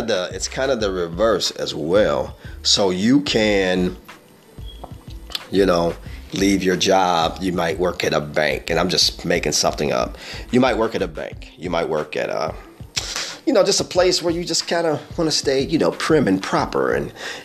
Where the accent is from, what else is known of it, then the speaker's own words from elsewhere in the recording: Midwest, United States; I'm from the Midwest